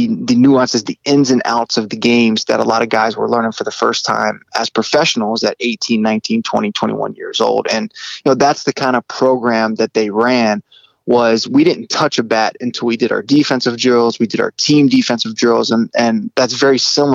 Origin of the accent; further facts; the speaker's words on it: Virginia Beach, Chesapeake, Hampton Roads area of Virginia, United States; growing up in the Hampton Roads area of Virginia, the Virginia Beach, Chesapeake area